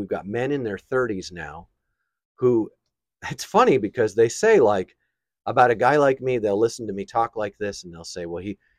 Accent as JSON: {"language": "English", "region": "New York", "country": "United States", "tie": "born or raised there", "said": "I grew up in New York."}